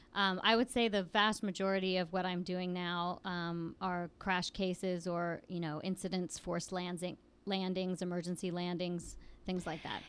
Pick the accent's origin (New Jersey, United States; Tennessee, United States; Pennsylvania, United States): Pennsylvania, United States; Williamsport; I grew up in Williamsport, which is a relatively small town in central Pennsylvania, north of State College